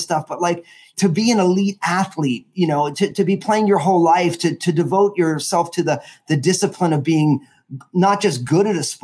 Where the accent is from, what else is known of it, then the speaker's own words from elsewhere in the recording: New Jersey, United States; also born or lived in Washington State; now in Washington, United States; born and raised in New Jersey